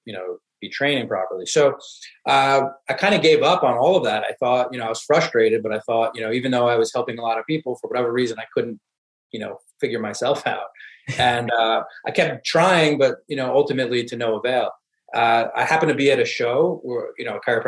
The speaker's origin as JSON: {"language": "English", "region": "New York", "country": "United States", "said": "I'm from New York originally"}